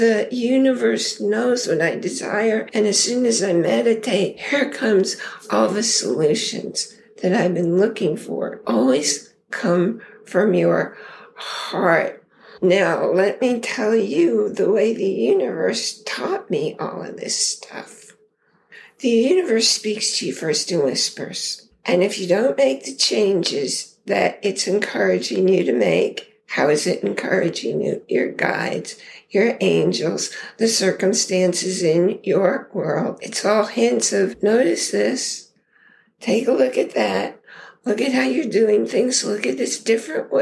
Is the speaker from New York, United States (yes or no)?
yes; New York, United States; moved away as an adult; also born or lived in Idaho; now in Connecticut, United States; I grew up in New York